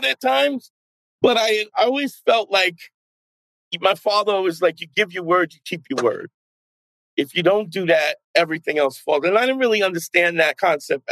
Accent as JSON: {"language": "English", "town": "New York City", "region": "New York", "country": "United States", "tie": "born or raised there", "also_born_or_lived": "New Paltz, New York", "said": "a friend of a guy who I grew up with in Brooklyn"}